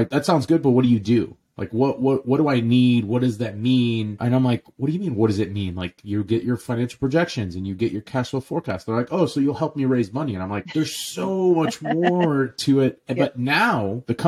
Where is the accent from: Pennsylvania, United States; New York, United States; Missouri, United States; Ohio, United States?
Missouri, United States; St. Louis; also born or lived in Jordan; my dad literally bought two restaurants in St. Louis, Missouri when I was 2 years old. So I literally grew up in the restaurants. We moved here from Jordan.